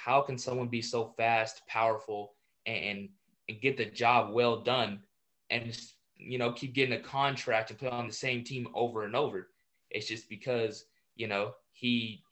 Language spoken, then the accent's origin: English; San Diego, California, United States; I'm from San Diego